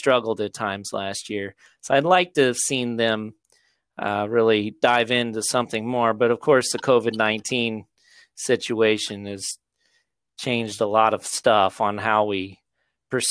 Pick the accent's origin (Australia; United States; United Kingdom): United States; Crocker, Missouri; I am from Crocker, Missouri